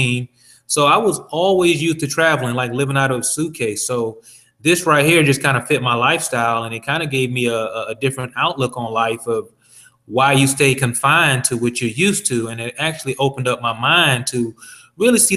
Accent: Savannah, Georgia, United States; moved away as an adult; now in Atlanta, United States; Born and raised in Savannah, Georgia, came to Atlanta back in 1999

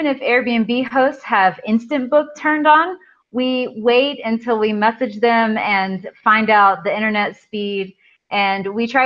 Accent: East Tennessee, United States; moved away as an adult; also born or lived in North Carolina / Beijing; I was born and raised in a small town in East Tennessee.

